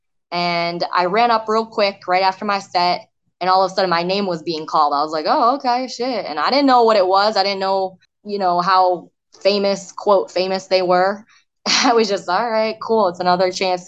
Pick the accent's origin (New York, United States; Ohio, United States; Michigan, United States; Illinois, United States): Michigan, United States; also born or lived in South Korea; I grew up in Michigan and grew up in a very white, suburban, wholesome neighborhood.